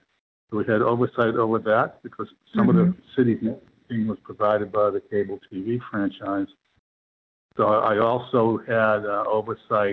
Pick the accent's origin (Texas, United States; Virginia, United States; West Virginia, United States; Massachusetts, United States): Massachusetts, United States; Boston; I'm from Boston originally